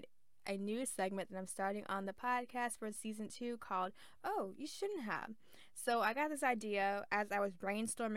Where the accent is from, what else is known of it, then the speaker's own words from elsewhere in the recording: the South, United States; I'm from the South